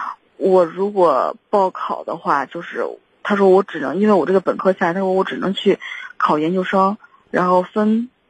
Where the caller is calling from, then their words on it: Shijiazhuang, Hebei, China; 我是石家庄这边儿